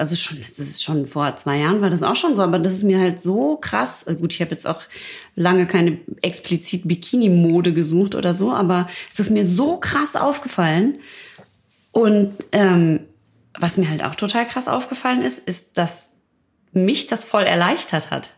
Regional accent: Ruhr area, North Rhine-Westphalia, Germany; ich komme ja aus dem Pott

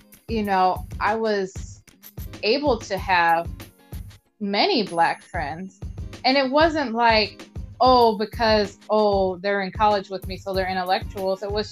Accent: Toledo, Ohio, United States; growing up in Toledo, the side of town that I was on, you know, we were all culturally intermixed

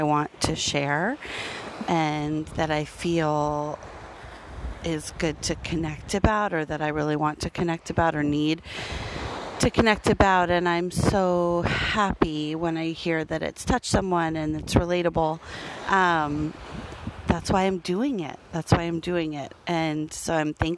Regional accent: Denver, Colorado, United States; moved away; Denver, which is my hometown and where my family is

